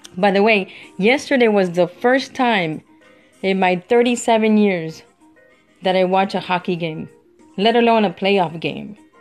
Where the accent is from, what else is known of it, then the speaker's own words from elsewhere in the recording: Miami, Florida, United States; moved away as an adult; now in St. Petersburg, United States; I'm from Miami